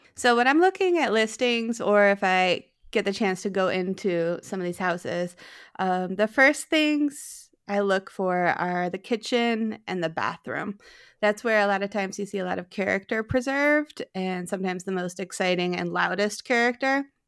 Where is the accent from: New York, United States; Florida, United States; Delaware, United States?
New York, United States; East Aurora; moved away as an adult; also born or lived in South Philadelphia; now in Philadelphia, United States; I grew up in East Aurora, New York. It's right outside of Buffalo